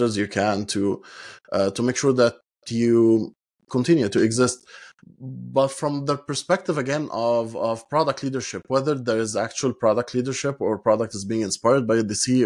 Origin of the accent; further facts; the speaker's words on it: Egypt; moved away as an adult; now in Europe; I come from Egypt, and I've worked a lot in Egypt before moving to Europe